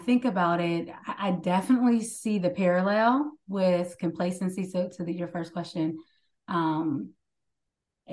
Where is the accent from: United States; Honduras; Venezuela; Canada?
United States; Pittsburgh, Pennsylvania; now in Maryland, United States; I live currently in the DMV, Maryland area, but I'm from Pittsburgh, Pennsylvania